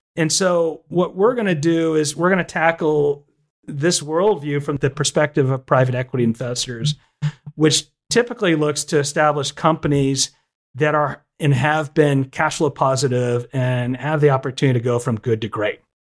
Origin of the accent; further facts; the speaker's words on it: Austin, Texas, United States; now in Nashville, United States; I grew up in Austin, Texas, and now I live in Nashville, Tennessee.